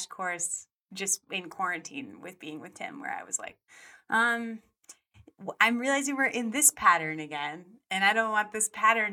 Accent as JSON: {"language": "English", "region": "Colorado", "country": "United States", "tie": "born or raised there", "moved": "yes", "lives_now": "Los Angeles, United States", "said": "I grew up some in Colorado. I moved there when I was 10."}